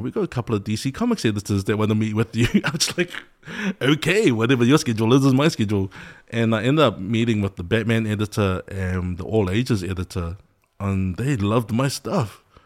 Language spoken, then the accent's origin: English; New Zealand; Samoan kid growing up in New Zealand